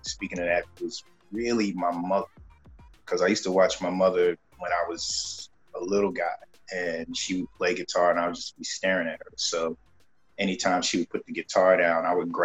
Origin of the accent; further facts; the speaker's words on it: Brooklyn, New York, United States; Born and raised in Brooklyn, New York.